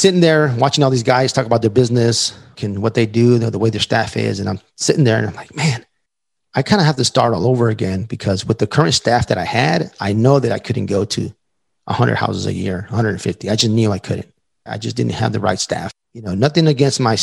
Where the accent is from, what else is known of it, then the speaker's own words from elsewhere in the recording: El Paso, Texas, United States; my hometown, El Paso, Texas